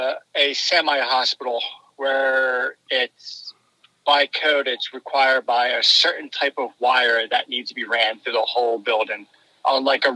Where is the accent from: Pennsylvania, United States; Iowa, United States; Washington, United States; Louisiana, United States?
Pennsylvania, United States; Philadelphia; I hail from Philadelphia.